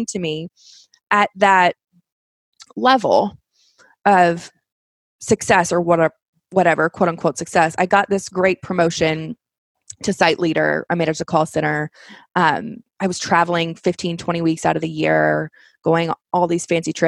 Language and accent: English; Kentucky, United States; I'm from Kentucky